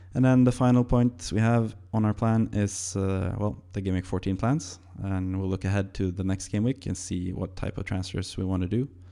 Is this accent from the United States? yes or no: no; Norway; English is a second language; I'm Norwegian